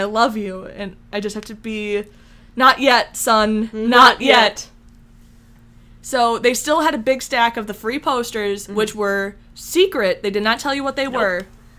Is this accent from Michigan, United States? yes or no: yes; Michigan, United States; now in California, United States; we're both from Michigan